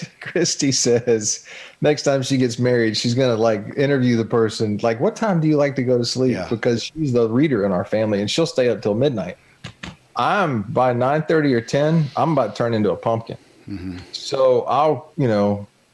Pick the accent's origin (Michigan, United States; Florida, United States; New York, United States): Florida, United States; Jacksonville; I grew up on the St. John's River here in Jacksonville.